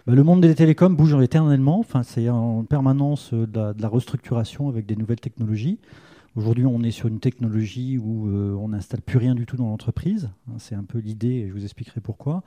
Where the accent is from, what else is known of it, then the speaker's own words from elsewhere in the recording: Tours, Centre-Val de Loire, France; moved away as an adult; also born or lived in Paris region; now in Arcachon, France; je suis né à Tours, mes parents habitent encore à Tours. je quitte euh, la Touraine pour partir en région parisienne à l'âge de 20 ans